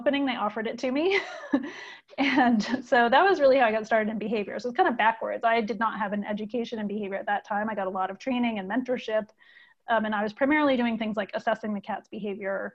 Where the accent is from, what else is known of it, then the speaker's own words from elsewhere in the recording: Maine, United States; moved away as an adult; now in California, United States; I'm from the East Coast, so I grew up in Maine